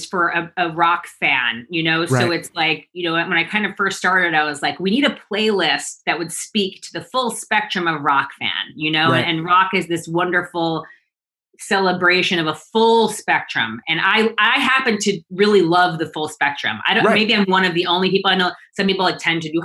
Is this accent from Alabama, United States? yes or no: no; New York City, New York, United States; moved away as an adult; also born or lived in Los Angeles; as a New Yorker